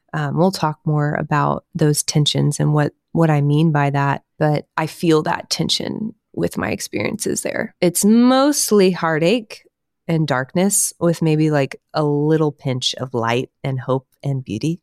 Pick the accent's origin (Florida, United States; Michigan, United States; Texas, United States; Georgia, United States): Texas, United States; Houston; I grew up in Houston, Texas area.